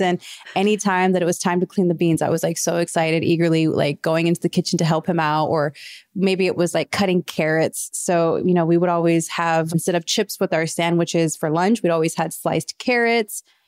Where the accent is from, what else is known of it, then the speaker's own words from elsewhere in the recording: Midwest, United States; also born or lived in Kansas City / Mayetta, Kansas; growing up in the Midwest